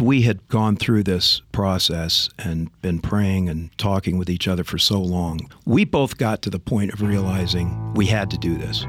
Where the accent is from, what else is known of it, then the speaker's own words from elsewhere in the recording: Southern California, United States; also born or lived in San Gabriel Valley / Orange County; I did grow up in Southern California, born in Northern California. Mom and dad raised us in, uh, Southern California, first out in the San Gabriel Valley and then in Orange County